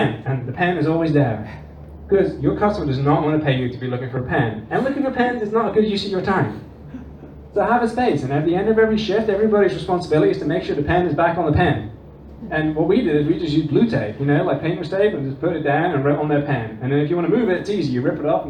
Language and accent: English; Netherlands; also born or lived in England; now in United States; I'm not from America, as you can probably tell by the accent. I grew up in the Netherlands and England